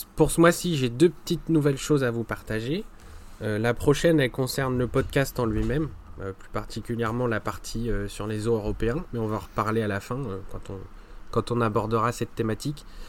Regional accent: France; par chez nous en France

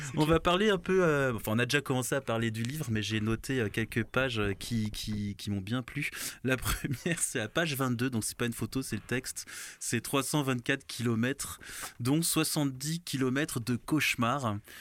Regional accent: Alsace, Grand Est, France; also born or lived in Benin; chez moi en Alsace

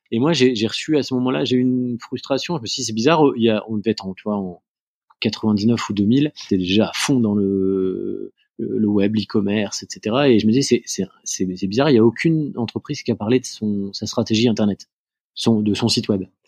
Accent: near Lille, Hauts-de-France, France; moved away as an adult; also born or lived in Angers / Argentina; je suis originaire de du nord de la France. Euh, j'ai euh, grandi euh, à côté de Lille

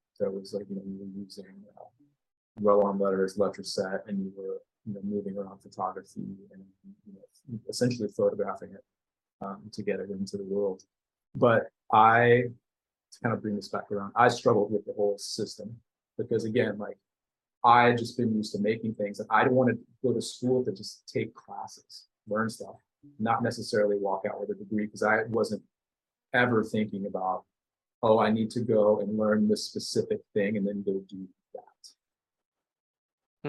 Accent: Denton, Texas, United States; I grew up in a town called Denton, north of Dallas

